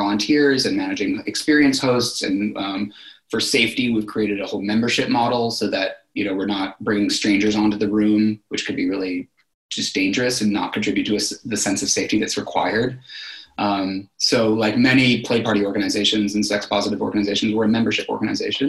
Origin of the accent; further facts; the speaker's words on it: Berkeley, California, United States; also born or lived in New York; now in San Francisco, United States; I grew up in Berkeley, California, in the Bay Area.